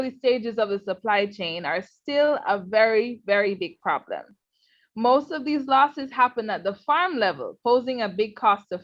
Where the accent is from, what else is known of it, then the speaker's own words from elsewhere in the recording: Jamaica; I am from Jamaica, representing the Every Mickle Foundation